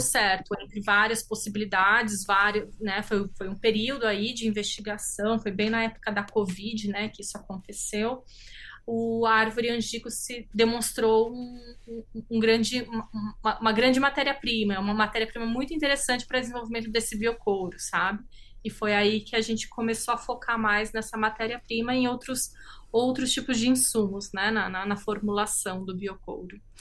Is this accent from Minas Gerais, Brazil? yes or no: no; São Paulo, Brazil; sou do estado de São Paulo, né? Eu sou brasileira e italiana.